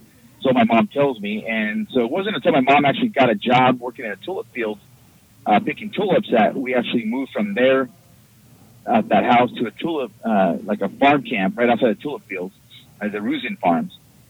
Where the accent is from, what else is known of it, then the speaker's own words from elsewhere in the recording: Mount Vernon, Washington, United States; also born or lived in Hood River, Oregon; now in Oregon, United States; when I was about 6-7 years old, my parents separated and my mom moved me and my brother north and up in the Skagit Valley up in Washington State, just a farming town, just outside of Seattle, called Mount Vernon.